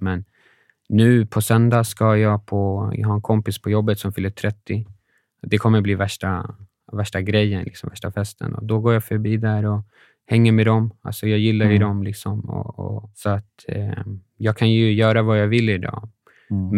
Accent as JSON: {"language": "Swedish", "country": "Sweden", "said": "vi var från Sverige"}